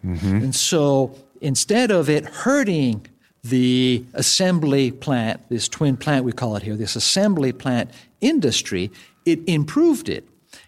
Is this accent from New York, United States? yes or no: yes; New York City, New York, United States; now in Phoenix, United States; from my home state, from New York City.